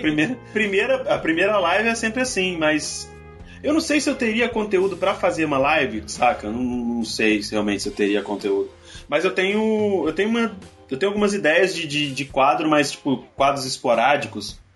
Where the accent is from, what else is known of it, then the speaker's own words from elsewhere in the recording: Espírito Santo, Brazil; eu sou capixaba também